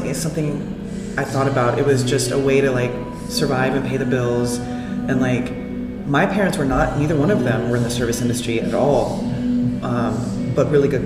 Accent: Alabama, United States; moved away as an adult; also born or lived in Florida; now in California, United States; I'm from Alabama, born and raised

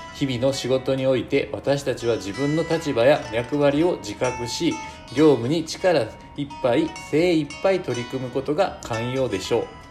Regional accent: Shiga, Japan; now in Fukuoka, Japan; 実家、滋賀の方にこう帰るんですけれども

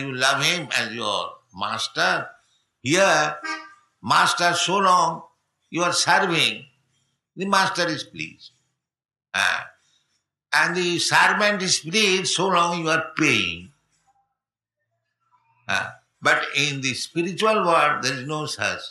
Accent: India; I am poor Indian.

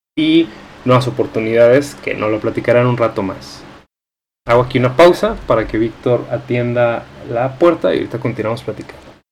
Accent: Mexico; nosotros como mexicanos

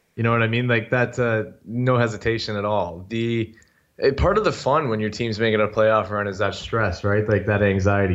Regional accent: Sudbury, Ontario, Canada; moved away as an adult; now in Toronto, Canada; I was born and raised in Sudbury, Ontario

